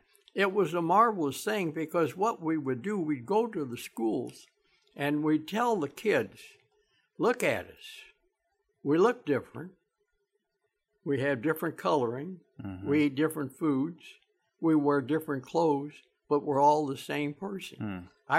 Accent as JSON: {"language": "English", "town": "Kansas City", "region": "Missouri", "country": "United States", "tie": "born or raised there", "said": "I lived on Lawn, 119 North Lawn. I was born there November the 7th, 1927, at 7 o'clock in the morning, upstairs in the second floor"}